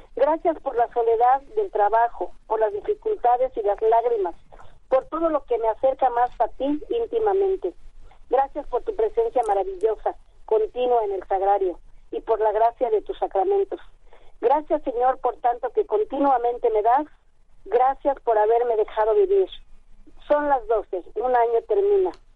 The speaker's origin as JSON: {"language": "Spanish", "town": "Nezahualcóyotl", "region": "State of Mexico", "country": "Mexico", "tie": "born or raised there", "also_born_or_lived": "Tacubaya, Mexico City", "said": "ya soy de Mesa porque llegué aquí a los 6 años, aquí a Ciudad de Nezahualcóyotl pero yo nací en Tacubaya"}